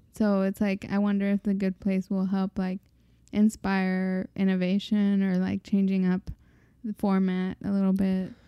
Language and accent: English; Mexico; growing up in Mexic